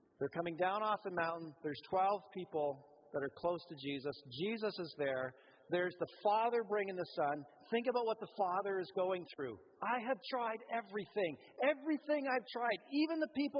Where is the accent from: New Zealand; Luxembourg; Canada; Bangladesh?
Canada; we're Canadian